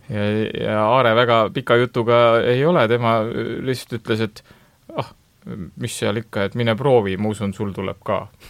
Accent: Rapla, Rapla County, Estonia; ma ise olen pärit Raplast

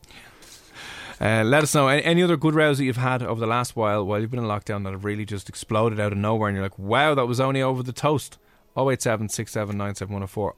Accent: Dublin, Leinster, Ireland; I'm from Blanchardstown.

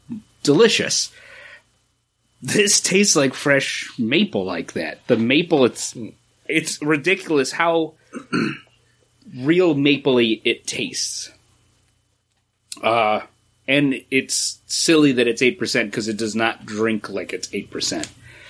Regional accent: Boston Hills, New York, United States; I grew up in the Boston Hills of New York

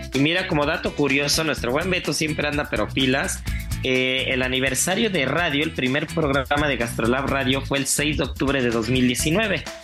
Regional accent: Mexico; como buen mexicano

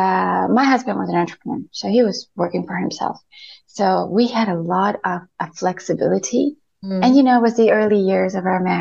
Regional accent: Spain; first language Spanish; English is a second language; moved away as an adult; also born or lived in United Kingdom / Madrid / Barcelona; now in United Arab Emirates; born and brought up in Spain

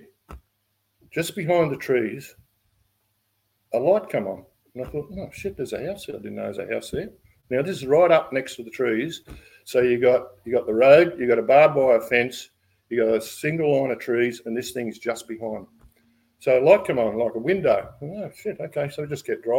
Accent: Ballina, New South Wales, Australia; we come from Ballina

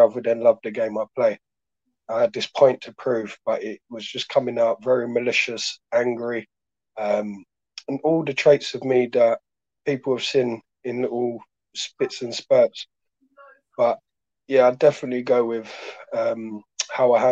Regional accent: London, United Kingdom; also born or lived in Devon; I was a mixed race boy growing up in Sydenham, Blueborough, Lewisham.

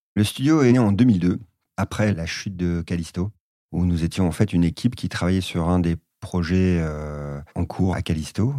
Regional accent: France; now in Bordeaux, France; en tant qu'occidental, euh, français, et notamment en vivant à Bordeaux

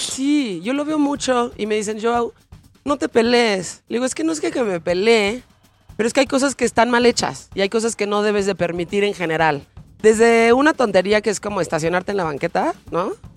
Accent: Mexico; como mexicanos

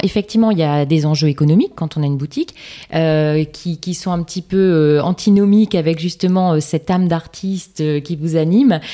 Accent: Lille, Hauts-de-France, France; Je suis lilloise

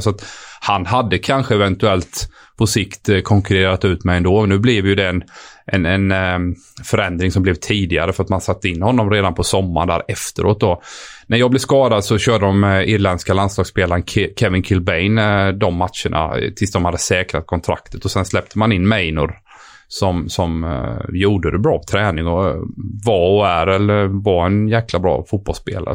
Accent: Sweden; moved away as an adult; also born or lived in France / England; som svensk kille

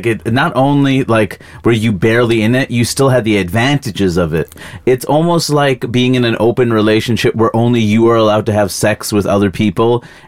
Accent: United States; also born or lived in India (heritage); as an American citizen

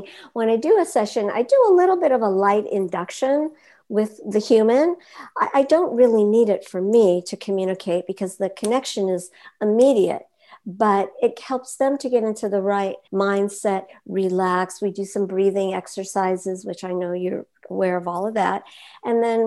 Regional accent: Los Angeles, California, United States; I grew up in Hollywood

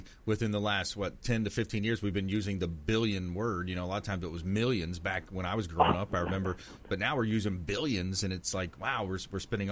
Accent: Fort Myers, Florida, United States; I grew up in the South Florida area, Fort Myers

